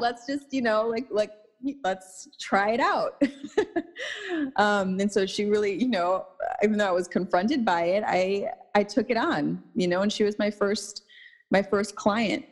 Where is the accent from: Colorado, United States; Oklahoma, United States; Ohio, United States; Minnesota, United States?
Minnesota, United States; St. Paul; now in Los Angeles, United States; I was born and raised in Minnesota, um, in St. Paul